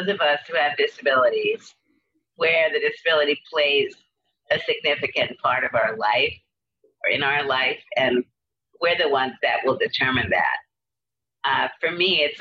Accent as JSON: {"language": "English", "town": "New York City", "region": "New York", "country": "United States", "tie": "born or raised there", "also_born_or_lived": "Berkeley, California", "moved": "as an adult", "said": "I grew up in Brooklyn"}